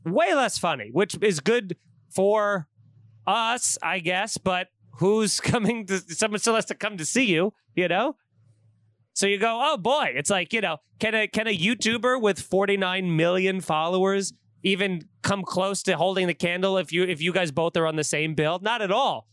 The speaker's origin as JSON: {"language": "English", "area": "Long Island", "region": "New York", "country": "United States", "tie": "born or raised there", "said": "growing up in Long Island"}